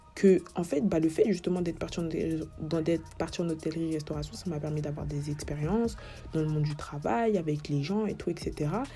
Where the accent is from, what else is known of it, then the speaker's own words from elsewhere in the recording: Cameroon; moi je suis camerounaise